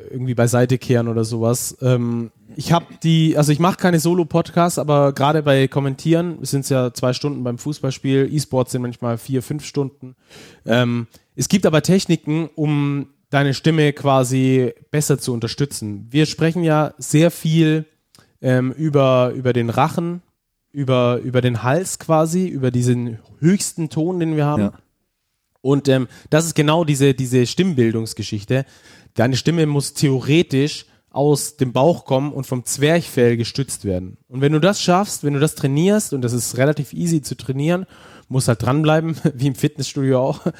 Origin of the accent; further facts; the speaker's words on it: Stuttgart, Baden-Württemberg, Germany; accent: Stuttgarter Schwäbisch; ich habe einen stärkeren Dialekt. Okay. Äh, also ich sag mal so ein Stuttgarter Schwäbisch habe